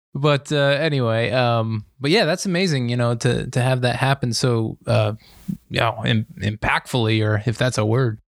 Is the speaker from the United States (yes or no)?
yes; Lehigh Valley, Pennsylvania, United States; I'm from the Lehigh Valley in Pennsylvania.